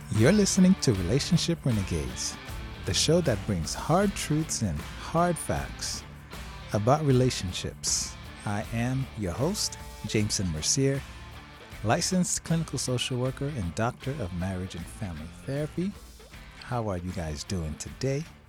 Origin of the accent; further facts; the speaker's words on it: Haiti; now in United States; I didn't grow up celebrating Thanksgiving when I was in Haiti